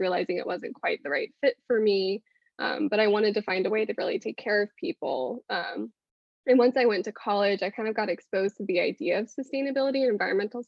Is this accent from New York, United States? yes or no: no; California, United States; now in Georgia, United States; I'm from California